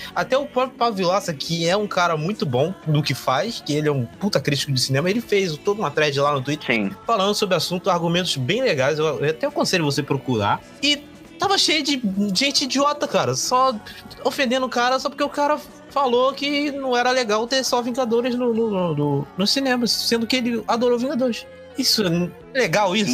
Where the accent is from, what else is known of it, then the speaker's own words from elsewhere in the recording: Brazil; eu sou brasileiro, moro no Brasil